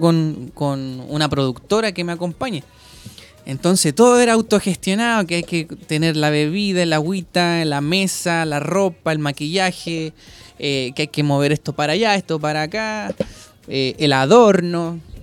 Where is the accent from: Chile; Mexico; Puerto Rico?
Chile; Maipú, Santiago Metropolitan Region; vengo de la comuna de Maipú